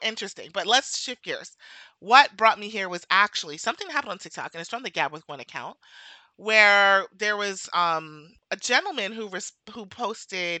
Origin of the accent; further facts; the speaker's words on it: Brooklyn, New York, United States; also born or lived in New Jersey; I grew up in Brooklyn, okay, and in Jersey